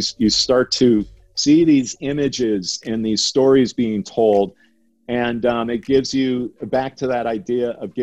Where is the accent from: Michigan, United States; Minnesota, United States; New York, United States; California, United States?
Minnesota, United States; growing up in Minnesota and in the middle of America in the 70s and 80s